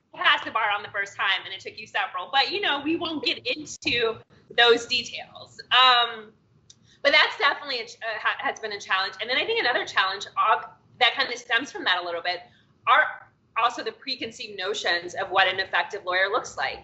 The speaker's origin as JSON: {"language": "English", "town": "Cincinnati", "region": "Ohio", "country": "United States", "also_born_or_lived": "upstate New York / Washington, D.C.", "moved": "as an adult", "lives_now": "Los Angeles, United States", "said": "I'm originally from Cincinnati, Ohio"}